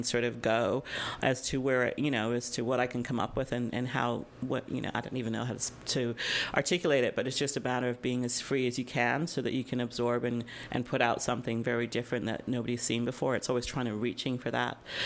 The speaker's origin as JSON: {"language": "English", "region": "England", "country": "United Kingdom", "tie": "born or raised there", "moved": "yes", "lives_now": "North America", "said": "I was born in England"}